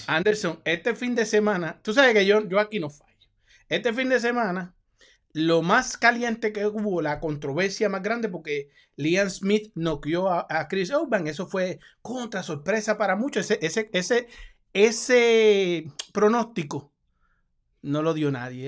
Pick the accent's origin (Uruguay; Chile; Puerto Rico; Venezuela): Puerto Rico; yo como puertorriqueño